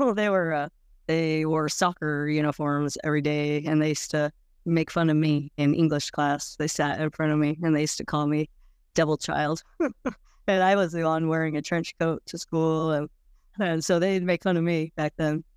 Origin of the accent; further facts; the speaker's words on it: Mesa, Arizona, United States; moved away; also born or lived in Nebraska / Colorado; I was born in Nebraska, but when I was six months old, we moved to Mason, Arizona.